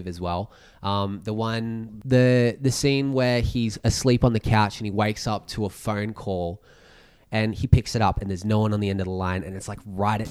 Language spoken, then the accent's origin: English; Goulburn, New South Wales, Australia; moved away as an adult; also born or lived in Sydney; I was from Goulburn. So like small country town, move into Sydney